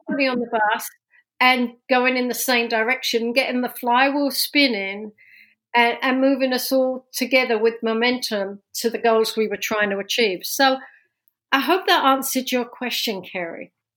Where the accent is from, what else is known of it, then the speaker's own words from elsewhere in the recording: London, United Kingdom; accent: London; moved away as an adult; now in New Jersey, United States; this accent's from London, born and raised